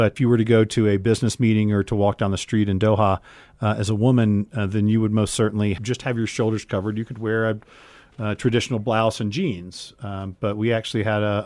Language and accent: English; United States; being an American